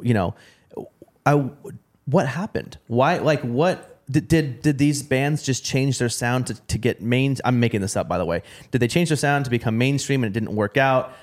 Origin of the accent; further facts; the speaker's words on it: Portland, Oregon, United States; I'm from Portland, Oregon